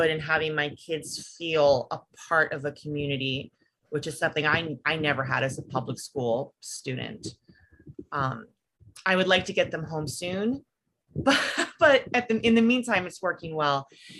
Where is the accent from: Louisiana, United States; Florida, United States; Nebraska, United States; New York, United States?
New York, United States; also born or lived in Washington, D.C. suburbs; now in Western Pennsylvania, United States; I'm from like the New York suburbs and the DC suburbs.